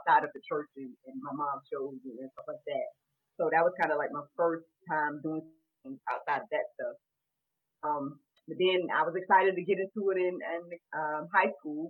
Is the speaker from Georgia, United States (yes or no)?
yes; Jackson, Georgia, United States; my hometown is named Butts County, Georgia. Jackson, Butts County, Georgia